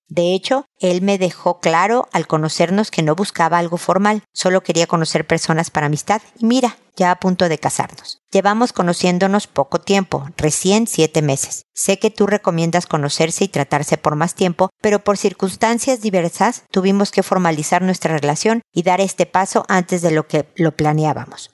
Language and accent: Spanish; Mexico; now in Chile; buena parte de quien soy es ser mexicana